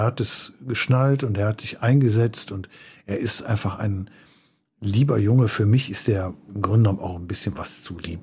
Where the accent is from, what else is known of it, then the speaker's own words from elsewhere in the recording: Förde, Germany; wo ich aufgewachsen bin, dieser Ort, ich nannte ihn schon Förde, das war ja das war ein Dorf